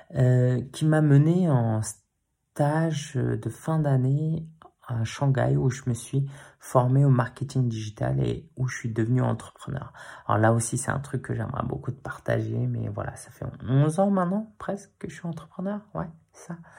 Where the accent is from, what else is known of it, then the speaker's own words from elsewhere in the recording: Paris, Île-de-France, France; j'ai grandi dans le quartier de Belleville, euh, toute mon enfance à Paris